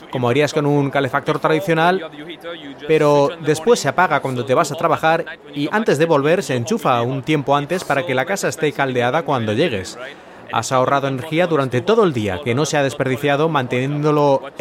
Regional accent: United States; Es una empresa del Reino Unido, yo soy de Estados Unidos y todos los demás son extranjeros de otros lugares.

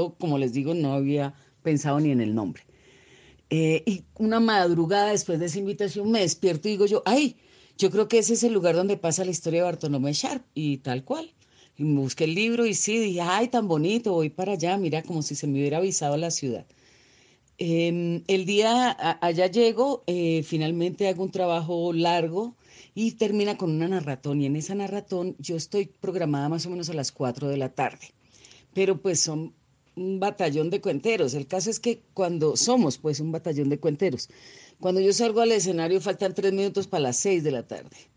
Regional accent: Colombia; de Colombia

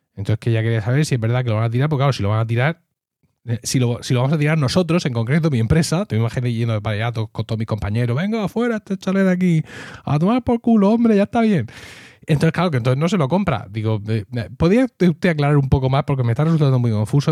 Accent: Region of Murcia, Spain; si soy murciano

